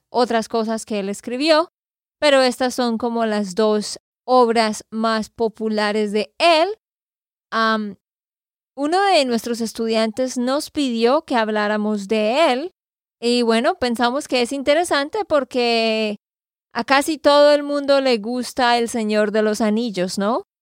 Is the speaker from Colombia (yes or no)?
yes; Santander, Colombia; de Santander, Colombia.